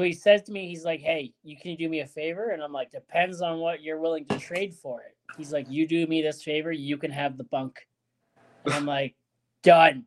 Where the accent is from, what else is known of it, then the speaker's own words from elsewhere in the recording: Ontario, Canada; moved away; also born or lived in British Columbia / Saskatoon; I'm from Ontario originally.